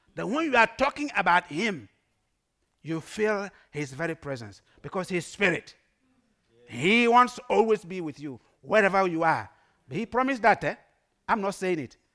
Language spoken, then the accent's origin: English; Ghana; English is a second language; now in Netherlands; I'm a proud Ghanaian. Everywhere I go, I dress like a Ghanaian